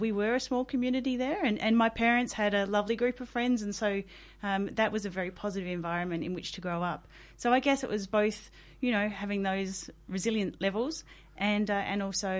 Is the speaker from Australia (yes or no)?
yes; Coober Pedy, South Australia, Australia; I spent the first 13 years of my life growing up in the outback town.